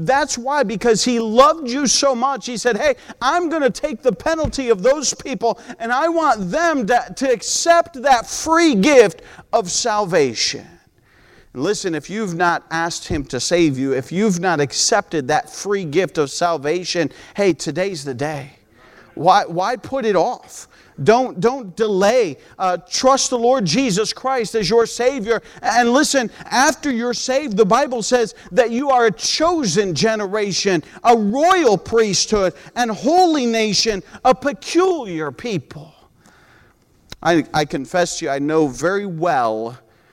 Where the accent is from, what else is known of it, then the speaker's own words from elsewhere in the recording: United States; moved away; also born or lived in Peru; because we're American by nature.